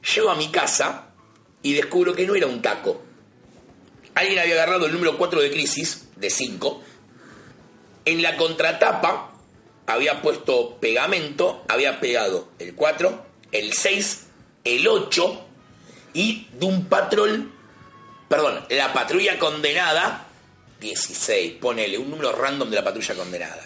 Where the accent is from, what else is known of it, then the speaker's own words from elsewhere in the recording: Buenos Aires, Argentina; tengo la suerte de ser de capital